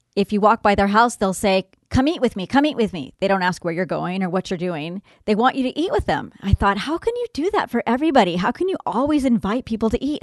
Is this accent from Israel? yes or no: no; Southern California, United States; I grew up in Southern California